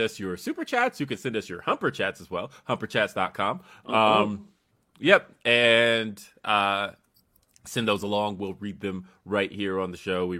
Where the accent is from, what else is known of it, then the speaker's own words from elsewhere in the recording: Los Angeles, California, United States; I was born in Los Angeles, but my brother was born in Bakersfield